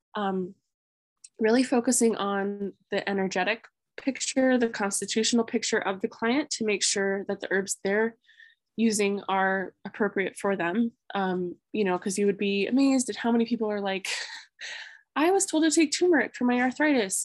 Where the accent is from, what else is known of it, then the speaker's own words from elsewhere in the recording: Grass Valley, California, United States; moved away as an adult; also born or lived in Reno, Nevada; now in Vermont, United States; I grew up in the foothills of the Sierras, a town called Grass Valley